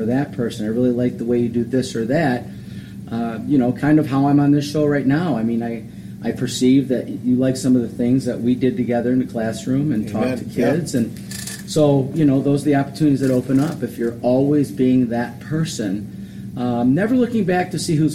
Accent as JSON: {"language": "English", "town": "Westland", "region": "Michigan", "country": "United States", "tie": "born or raised there", "said": "I grew up in Westland, Michigan"}